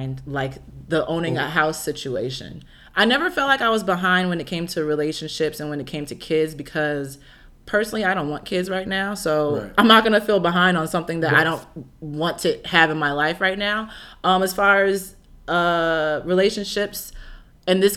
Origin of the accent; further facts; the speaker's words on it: Midwest, United States; now in California, United States; I'm originally from the Midwest